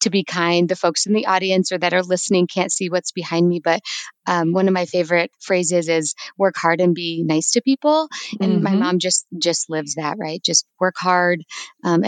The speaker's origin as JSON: {"language": "English", "region": "California", "country": "United States", "tie": "born or raised there", "also_born_or_lived": "New Mexico / Iowa", "moved": "yes", "lives_now": "Denver, United States", "said": "I am originally from California. It's where I was born"}